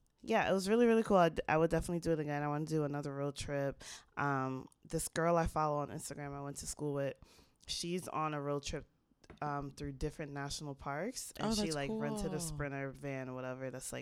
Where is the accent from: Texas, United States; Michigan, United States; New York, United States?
New York, United States; Jamaica Estates; I grew up in Jamaica States